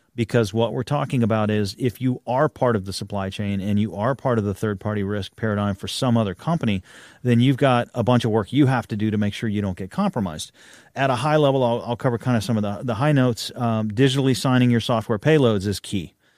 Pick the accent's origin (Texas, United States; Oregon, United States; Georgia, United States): Texas, United States; I'm a Texan